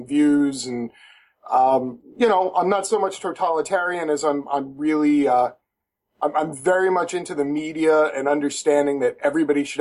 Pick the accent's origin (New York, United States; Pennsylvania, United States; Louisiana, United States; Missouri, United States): New York, United States; moved away; also born or lived in Florida / Georgia; I'm originally from New York, but I lived in the South for about 12 years